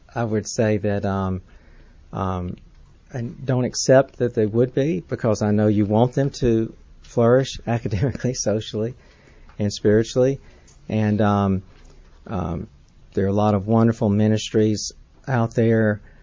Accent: Atlanta, Georgia, United States; I grew up in Atlanta, I learned to drive in Atlanta.

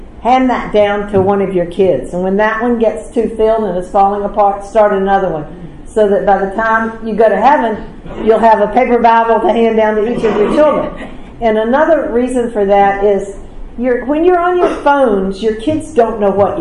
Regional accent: the South, United States; Growing up in the South, you know, I grew up in a church

